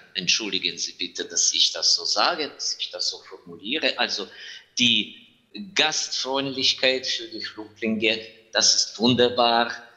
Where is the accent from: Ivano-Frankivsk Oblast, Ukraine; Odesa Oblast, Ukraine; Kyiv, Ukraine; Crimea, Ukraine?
Ivano-Frankivsk Oblast, Ukraine; Ivano-Frankivsk; German is a second language; ich bin in meiner Heimatstadt, in Ivano-Frankivsk.